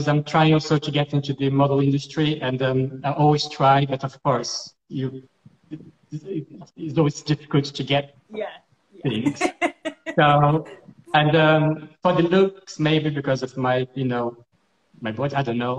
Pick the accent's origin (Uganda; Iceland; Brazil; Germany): Brazil; English is a second language; now in United Kingdom; I'm originally from Brazil